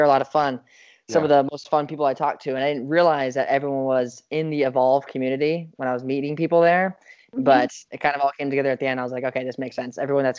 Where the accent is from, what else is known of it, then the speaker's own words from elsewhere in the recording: outside of Dallas, Texas, United States; Where are you from? I was like, oh, outside of Dallas.